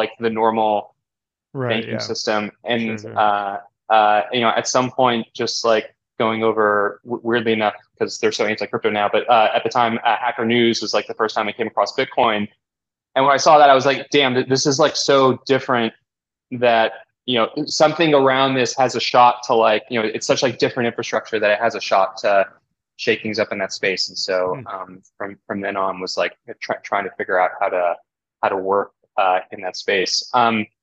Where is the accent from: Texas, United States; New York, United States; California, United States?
Texas, United States; Houston; We grew up in Houston, Texas, big